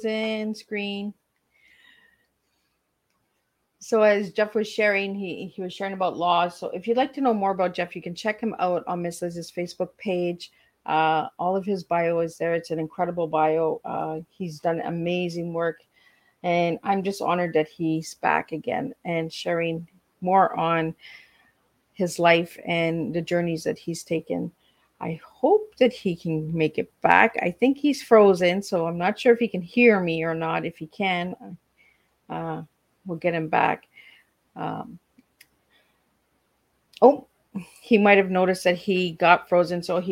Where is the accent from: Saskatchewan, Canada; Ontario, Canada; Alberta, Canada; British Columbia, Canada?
Ontario, Canada; Hearst; now in Cornwall, Canada; I'm living in Cornwall now, but I'm originally from Hearst, Ontario